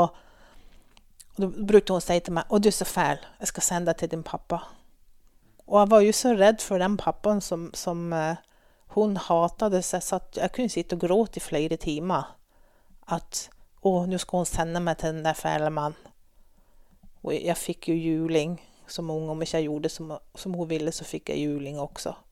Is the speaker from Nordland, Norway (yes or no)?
yes; Strandland, Nordland, Norway; born there; also born or lived in Sweden; Jeg ble født oppe i Vesterålen. På en liten plass som heter Strandland, på Hinnøya innan du får over til Andøya. Og som du kanskje hører på mitt språk, så snakker jeg ikke så masse nordlending. Men jeg har bodd 30 år i Sverige